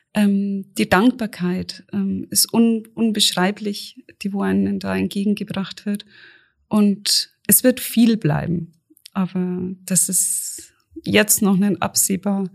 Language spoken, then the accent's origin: German; near Auerbach, Bavaria, Germany; Ich bin in der Nähe groß geworden.